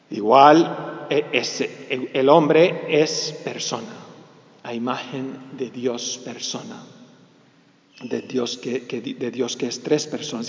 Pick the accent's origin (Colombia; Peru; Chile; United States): United States; ya soy medio gringo. Bueno, completamente gringo, nací, nací aquí, de papás, de cepa cubano, cepa cubana, pichón de, de, cubano